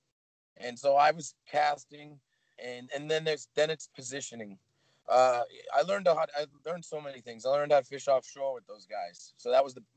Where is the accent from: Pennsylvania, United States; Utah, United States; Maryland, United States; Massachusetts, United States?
Massachusetts, United States; Boston; I'm from Boston. I'm from Massachusetts.